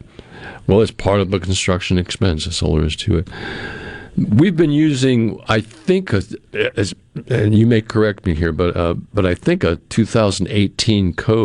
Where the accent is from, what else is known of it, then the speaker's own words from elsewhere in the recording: Massachusetts, United States; moved away; I grew up in areas where I grew up in Massachusetts. They call everything a town up there.